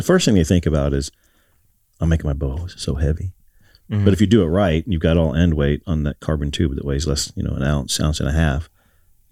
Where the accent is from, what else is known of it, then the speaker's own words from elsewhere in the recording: Ohio, United States; I'm from Ohio